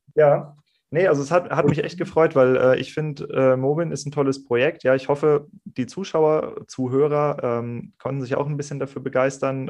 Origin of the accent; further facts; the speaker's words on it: Kiel, Schleswig-Holstein, Germany; also born or lived in Rheingau; now in Bergen, Germany; Ich komme gebürtig aus Kiel, habe dann im Rheingau gelernt und mich hat es jetzt an die österreichische Grenze verschlagen